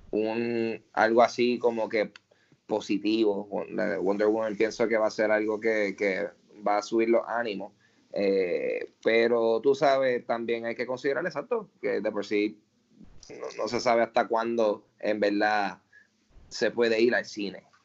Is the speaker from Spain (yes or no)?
no; Carolina, Puerto Rico; soy de Carolina.